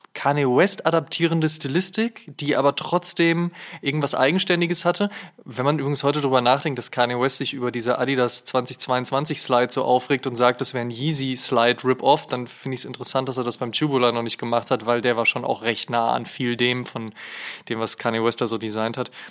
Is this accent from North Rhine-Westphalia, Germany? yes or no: yes; Münster, North Rhine-Westphalia, Germany; moved away; nach Münster gefahren, in meine alte Heimat